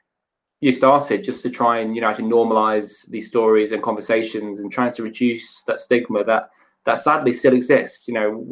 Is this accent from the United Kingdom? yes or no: yes; Chester, North West England, United Kingdom; now in Kendal, United Kingdom; I'm now based in Kendal in the South Lakes. I'm from Chester